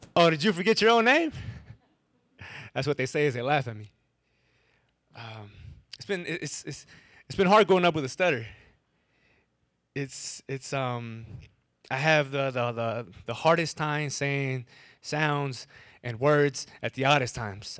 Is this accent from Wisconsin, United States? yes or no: yes; Wisconsin, United States; first language English; I'm from Wisconsin